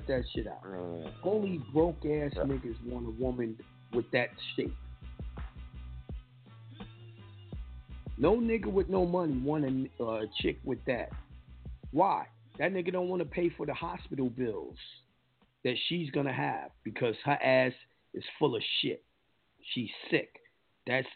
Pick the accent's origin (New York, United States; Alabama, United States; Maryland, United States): New York, United States; accent: New York; I got my accent from New York